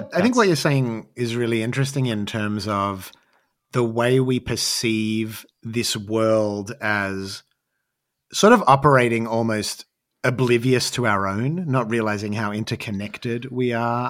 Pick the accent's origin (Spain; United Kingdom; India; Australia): Australia; growing up as an Australian artist